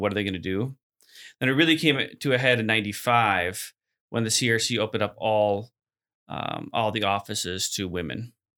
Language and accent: English; Chicago, Illinois, United States; moved away as an adult; also born or lived in Abbotsford, BC; now in Hamilton, Canada; I grew up in the Christian-formed church as well in South Chicago area